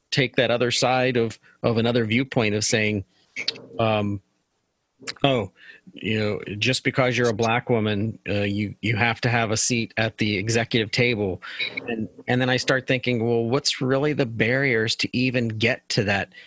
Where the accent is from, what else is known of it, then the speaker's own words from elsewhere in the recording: Pittsburgh, Pennsylvania, United States; I'm from Pittsburgh